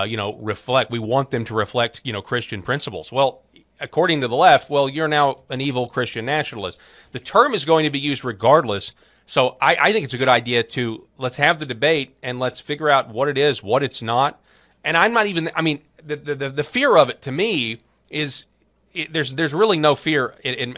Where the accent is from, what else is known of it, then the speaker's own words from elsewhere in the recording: Arkansas, United States; my home state of Arkansas